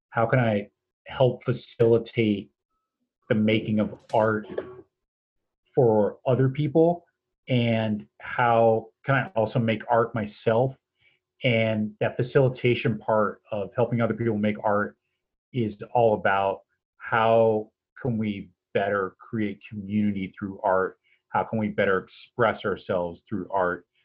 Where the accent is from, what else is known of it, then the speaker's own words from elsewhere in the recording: East Coast, United States; also born or lived in San Francisco Bay Area; now in Iowa City, United States; I'm a citizen of Iowa City. I've been here for just about 15 years now, and uh, I'm originally from the East Coast and spent some time on the West Coast in the San Francisco Bay Area